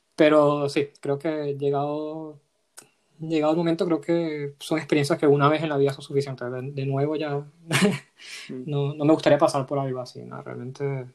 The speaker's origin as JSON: {"language": "Spanish", "country": "Venezuela", "also_born_or_lived": "Madrid, Spain", "moved": "as an adult", "lives_now": "Spain", "said": "yo soy venezolano y tengo dos años viviendo, eh, dos, poco más de dos años viendo aquí."}